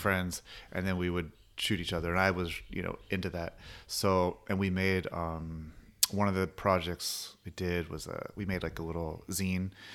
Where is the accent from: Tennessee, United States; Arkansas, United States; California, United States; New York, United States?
California, United States; Long Beach; growing up in Long Beach